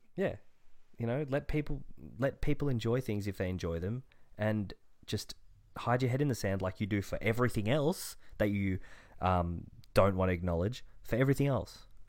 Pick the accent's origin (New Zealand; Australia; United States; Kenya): Australia; as an Australian